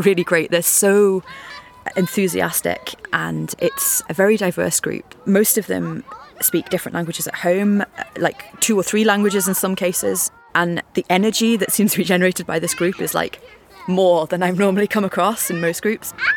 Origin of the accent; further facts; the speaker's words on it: Liverpool, North West England, United Kingdom; I grew up in Liverpool, so well, just outside of Liverpool, so in like a kind of commuter town suburb thing